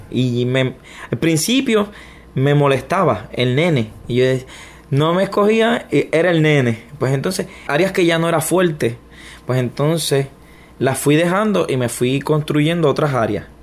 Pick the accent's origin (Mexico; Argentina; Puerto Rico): Puerto Rico; Ponce; born there; Yo nací en, Ponce, en Puerto Rico. Desde que nací, pues mi familia ha estado en batallas legales. ¿Quién me va a tener? ¿Quién no me va a tener? Y, pero me crié entonces con mis abuelos.